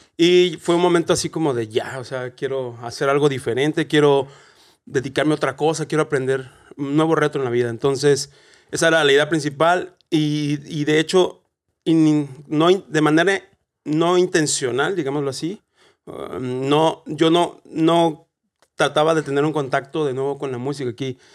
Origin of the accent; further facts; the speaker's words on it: Celaya, Guanajuato, Mexico; moved away as an adult; now in Dublin, Ireland; yo soy de Celaya, Guanajuato, de México. Y llegué a Dublín